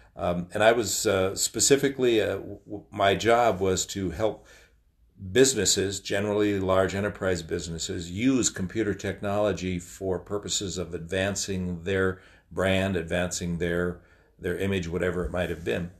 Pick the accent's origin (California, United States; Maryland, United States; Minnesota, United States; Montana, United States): Minnesota, United States; Waconia; also born or lived in Chanhassen, Minnesota; I grew up in, uh, the community of Waconia in western Carver County in the fifties and sixties